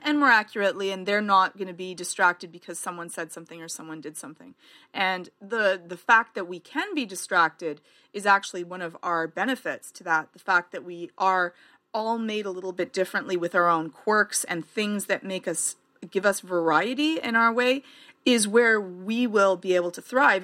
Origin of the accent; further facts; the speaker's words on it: Canada; I'm Canadian